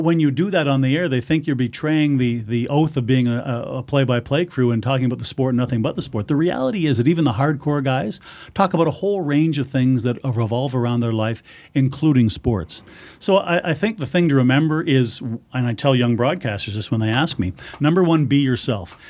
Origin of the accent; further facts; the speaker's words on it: Manitoba, Canada; growing up in Manitoba, I grew up on hockey and football